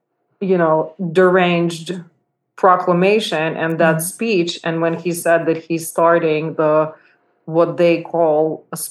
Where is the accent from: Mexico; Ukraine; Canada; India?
Ukraine; Uzhhorod, Zakarpattia Oblast; also born or lived in Kyiv; now in New York, United States; I went to our hometown, Uzhgorod, to spend time with my family